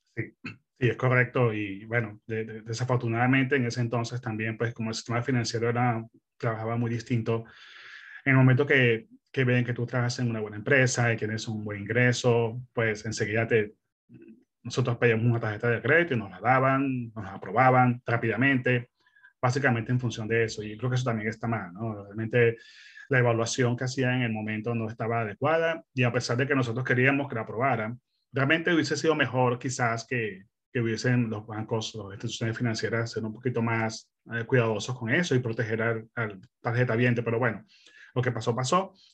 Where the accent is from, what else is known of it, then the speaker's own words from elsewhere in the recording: Venezuela; moved away as an adult; also born or lived in Melbourne, Australia; now in Perth, Australia; yo soy originalmente de Venezuela. Eh, mi esposa y yo somos venezolanos, eh, llegamos a Australia hace quince años